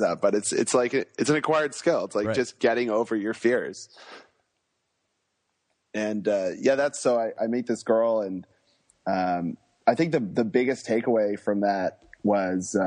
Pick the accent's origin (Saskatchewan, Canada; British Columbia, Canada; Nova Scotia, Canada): British Columbia, Canada; Vancouver; moved away as an adult; also born or lived in Australia; I grew up in Vancouver on the other side of the country.